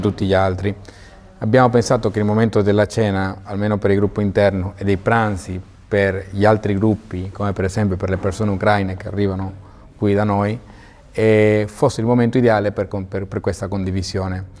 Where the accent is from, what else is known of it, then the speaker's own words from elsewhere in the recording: Venezuela; moved away as an adult; now in Modena, Italy; sono nato in Venezuela, i miei erano emigrati verso il Venezuela Mm, sono nato e cresciuto lì